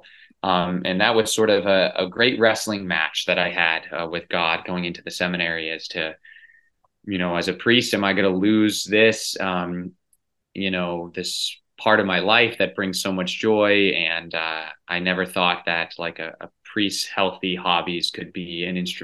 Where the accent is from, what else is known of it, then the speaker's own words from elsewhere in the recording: Lexington, Massachusetts, United States; I grew up in Lexington, Massachusetts, which is a suburb right outside of Boston.